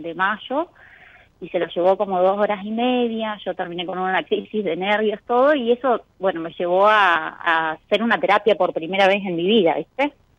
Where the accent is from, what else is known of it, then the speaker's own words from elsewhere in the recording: Los Antiguos, Santa Cruz, Argentina; Soy de los antiguos provincias de Santa Cruz